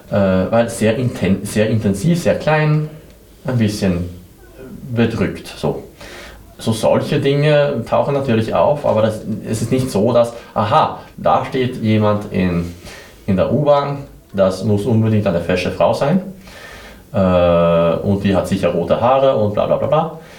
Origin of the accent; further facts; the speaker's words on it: southern Sweden, Sweden; now in Vienna, Austria; Ich komme aus Schweden. Ich komme aus Südschweden, äh, eine sehr kleine unbekannte Stadt, aber in Nähe von Mandel.